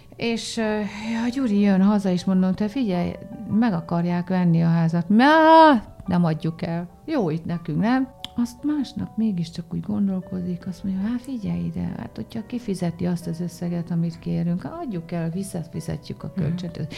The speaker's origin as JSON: {"language": "Hungarian", "town": "Debrecen", "region": "Hajdú-Bihar", "country": "Hungary", "tie": "born or raised there", "moved": "yes", "said": "Debrecenben, meg én ott is születtem, úgyhogy én Debrecenben mindig hazamegyek"}